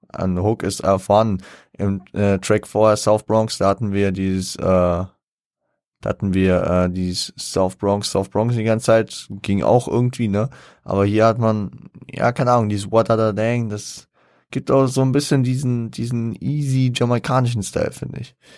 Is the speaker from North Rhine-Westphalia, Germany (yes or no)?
no; Frankfurt, Hesse, Germany; ich als Frankfurter